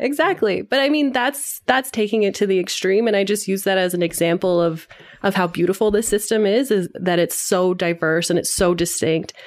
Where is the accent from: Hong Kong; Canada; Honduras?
Canada; London, Ontario; I grew up in London, Ontario, so a rather small city in Southern Ontario